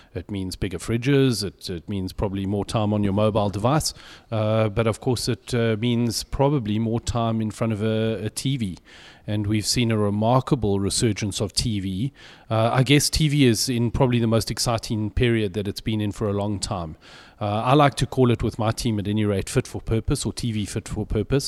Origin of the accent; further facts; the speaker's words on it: South Africa; I'm very English, uh, albeit South African